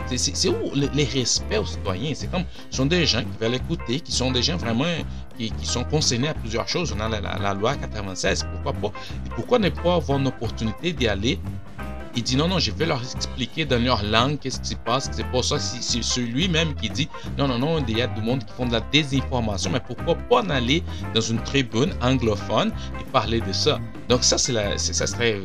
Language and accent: French; Brazil; French is a second language; now in Quebec, Canada; je viens du Brésil. Euh, et j'ai appris le français euh, au Brésil. J'arrive ici, puis je parlais déjà français